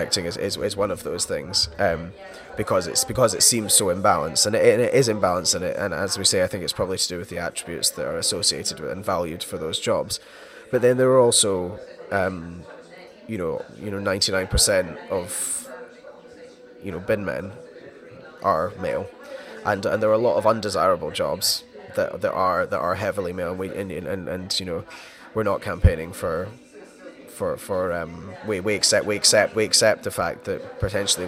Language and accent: English; Scotland, United Kingdom; I'm Scottish